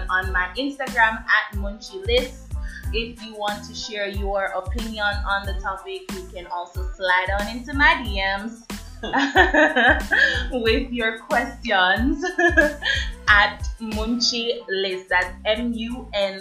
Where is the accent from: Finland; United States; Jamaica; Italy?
Jamaica; growing up in the Jamaican society